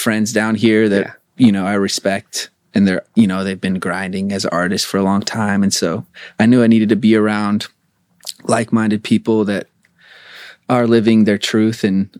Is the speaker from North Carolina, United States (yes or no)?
no; Spokane, Washington, United States; also born or lived in Portland; now in Los Angeles, United States; Spokane, Washington.